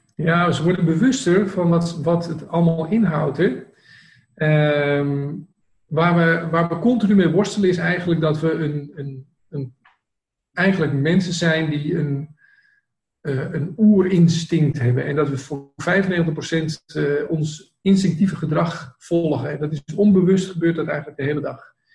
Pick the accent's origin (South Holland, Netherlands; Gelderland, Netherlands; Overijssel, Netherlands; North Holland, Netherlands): North Holland, Netherlands; Amsterdam; ik kom uit Amsterdam, ik kom in de binnenstad ben ik geboren van Amsterdam, ik heb daar 25 jaar gewoond.